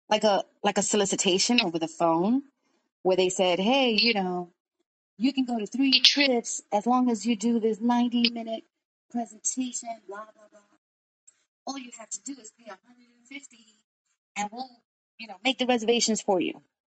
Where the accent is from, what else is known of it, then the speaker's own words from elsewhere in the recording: New York, United States; also born or lived in Brooklyn; I am 52 years old. I was born in Brooklyn, New York, raised in Washington Heights, and now I live in the Bronx.